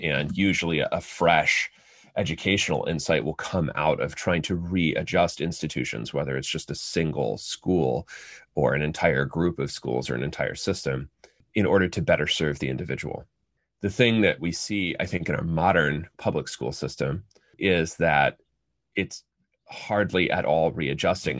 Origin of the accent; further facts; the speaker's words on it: United States; first language English; I'm a native English speaker, as the vast majority of American children are